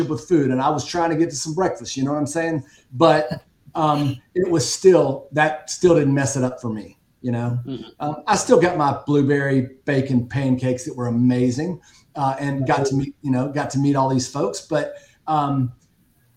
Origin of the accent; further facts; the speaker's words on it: Southwest Louisiana, United States; I grew up in Southwest Louisiana, about 2 hours from Houston.